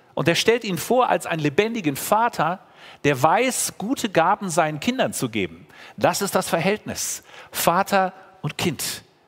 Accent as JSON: {"language": "German", "country": "Germany", "said": "als Deutsche"}